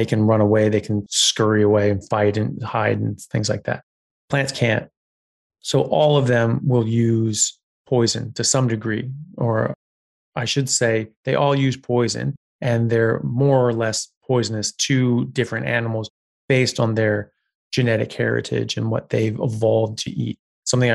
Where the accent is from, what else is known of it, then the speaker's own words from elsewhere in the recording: United States; moved away as an adult; now in Australia; I'm an American medical doctor specializing in neurosurgery